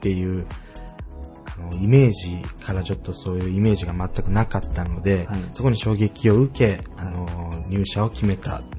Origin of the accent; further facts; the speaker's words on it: Kagamino, Okayama, Japan; 僕のその出身である、あの、戸俣郡鏡野町富というところですね